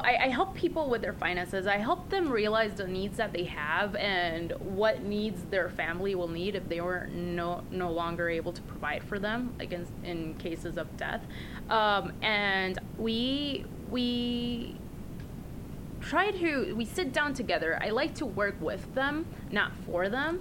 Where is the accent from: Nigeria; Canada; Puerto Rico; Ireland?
Puerto Rico; now in Los Angeles, United States; I was actually raised in Puerto Rico